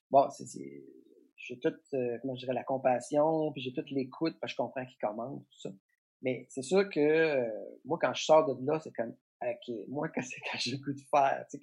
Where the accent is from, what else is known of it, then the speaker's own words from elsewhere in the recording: Trois-Pistoles, Quebec, Canada; la genèse de ça, c'est que moi, je viens de la campagne. {S3} Euh, {S2} je viens de Trois-Pistoles.